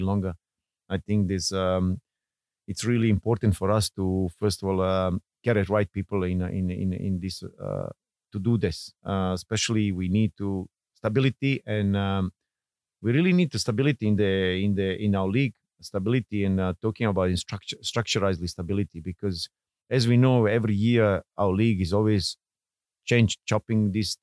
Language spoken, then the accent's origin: English; Bosnia & Herzegovina; born or raised there; English is a second language; moved away as an adult; now in Singapore